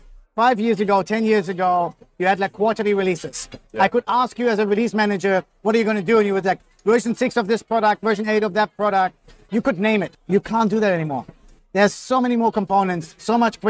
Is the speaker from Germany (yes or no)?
yes; Germany; now in Australia; I'm from Germany, so very kind of structured in thinking